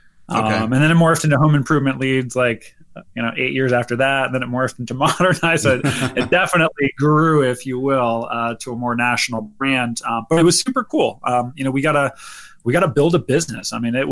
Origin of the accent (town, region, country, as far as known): Northern California, United States; born or raised there; moved away as an adult